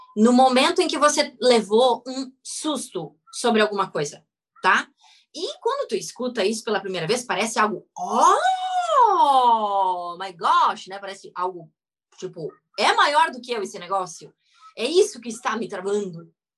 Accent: Rio Grande do Sul, Brazil; eu sou gaúcha, nascida no Rio Grande do Sul

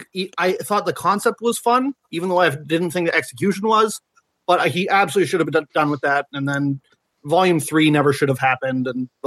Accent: British Columbia, Canada; I'm from British Columbia, Canada.

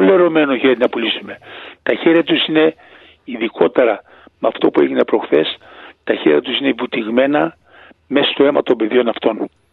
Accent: Greece; moved away; δεν πουλάω την πατρίδα μου

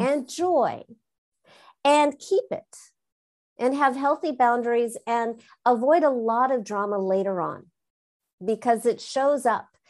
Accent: Southern California, United States; I'm from Southern California

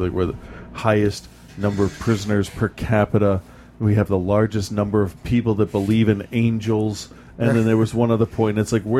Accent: United States; I'm American.

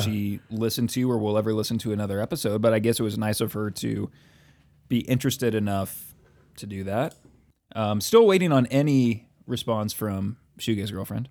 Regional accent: United States; we as young American men of a certain background

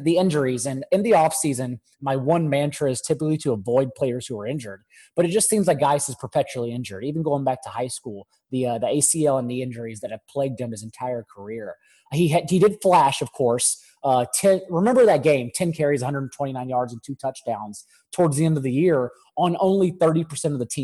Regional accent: Dallas, Texas, United States; moved away as an adult; now in Stamford, United States; I grew up, you could probably tell by my accent, in the Dallas area

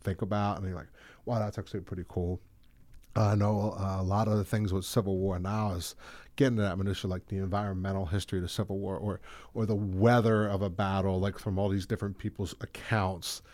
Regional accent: Audubon, New Jersey, United States; I graduated Audubon High School

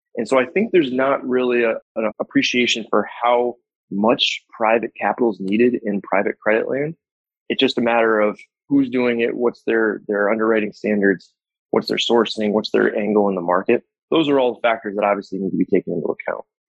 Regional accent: Saratoga Springs, New York, United States; my hometown is a upstate New York, in upstate New York, called Saratoga Springs

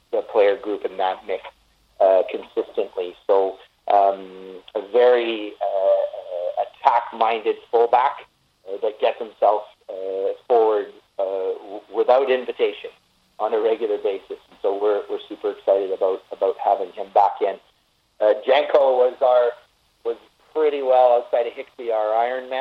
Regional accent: Canada; us kind and peaceful and nice and compassionate Canadians

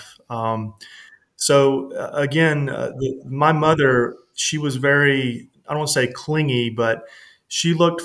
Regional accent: the South, United States; growing up in the South, it's considered the Bible Belt

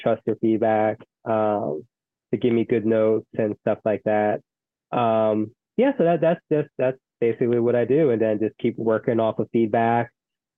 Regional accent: Philadelphia, Pennsylvania, United States; Being a Philadelphian

